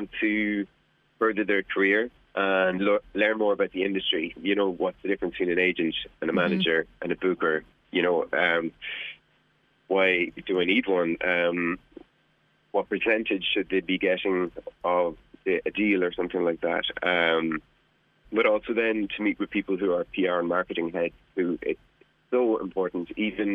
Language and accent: English; County Louth, Ireland; I'm from County Louth